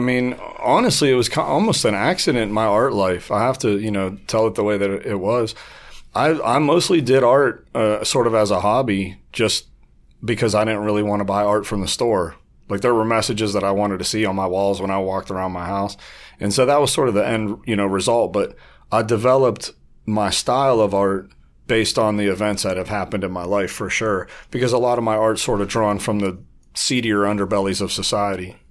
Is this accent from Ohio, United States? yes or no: yes; Warren, Ohio, United States; moved away as an adult; also born or lived in Las Vegas; I was born on the west side of Warren, um, on Westwood. And, uh, I had a typical, you know, middle class upbringing